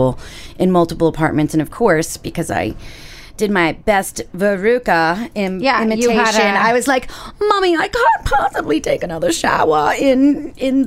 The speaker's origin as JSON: {"language": "English", "region": "Florida", "country": "United States", "tie": "born or raised there", "said": "I grew up in Florida in the 80s"}